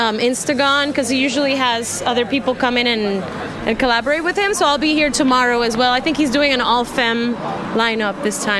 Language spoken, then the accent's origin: English; Oakland, California, United States; also born or lived in Puerto Rico; I'm from Oakland and Puerto Rico. I kind of, switch times from there